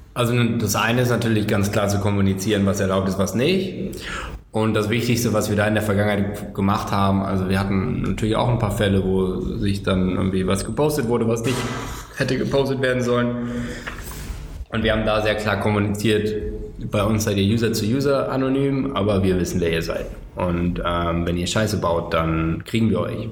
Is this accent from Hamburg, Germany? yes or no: no; Cologne, North Rhine-Westphalia, Germany; ich komme aus Köln.